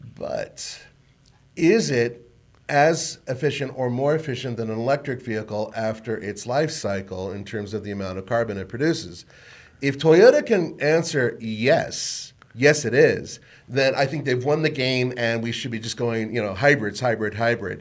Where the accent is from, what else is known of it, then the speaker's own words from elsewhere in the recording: Colorado, United States; I was from Colorado